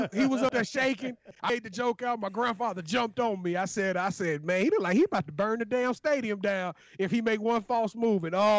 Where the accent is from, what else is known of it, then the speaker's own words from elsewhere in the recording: Louisiana, United States; I am from Louisiana, mm-hmm. The Louisianimal